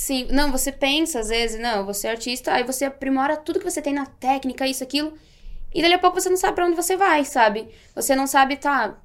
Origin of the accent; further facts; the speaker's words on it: Marau, Rio Grande do Sul, Brazil; eu sou natural de Marau, Rio Grande do Sul